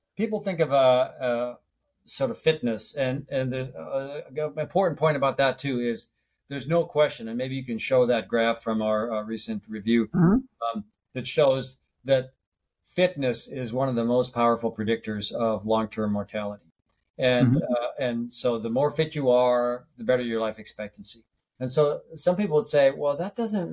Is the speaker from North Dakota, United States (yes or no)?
yes; North Dakota, United States; I grew up in North Dakota near the Canadian border